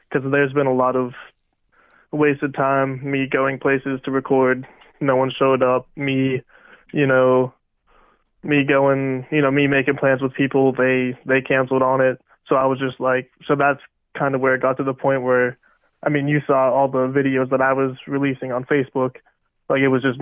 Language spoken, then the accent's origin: English; Rural Valley, Pennsylvania, United States; Shout out Rural Valley. That's uh, my hometown.